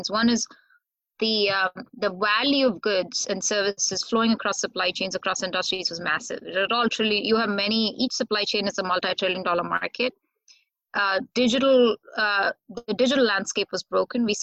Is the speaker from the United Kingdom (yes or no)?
no; India; now in United States